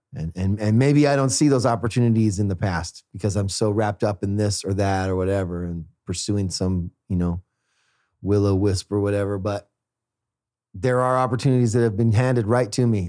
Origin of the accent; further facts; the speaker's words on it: Fresno, California, United States; moved away; Fresno, my hometown